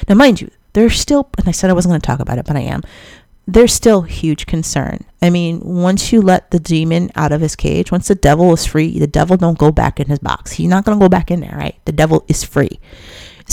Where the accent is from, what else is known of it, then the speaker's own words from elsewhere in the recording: Chicago, Illinois, United States; I'm a Chicagoan